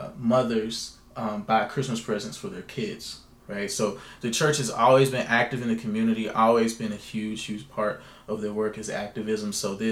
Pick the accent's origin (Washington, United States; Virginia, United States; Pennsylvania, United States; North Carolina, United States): North Carolina, United States; And I grew up in the Bible Belt. I grew up in North Carolina.